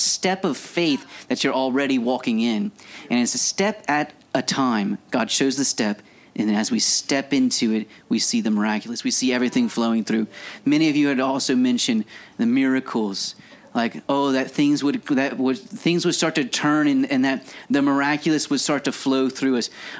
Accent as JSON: {"language": "English", "town": "Scott", "region": "Louisiana", "country": "United States", "said": "I'm a guy from Scott, Louisiana"}